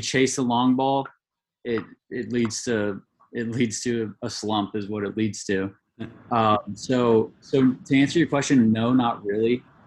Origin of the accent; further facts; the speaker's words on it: Goleta, California, United States; moved away as an adult; also born or lived in Santa Barbara, California; now in Hawaii, United States; growing up in Santa Barbara or Goleta is where I grew up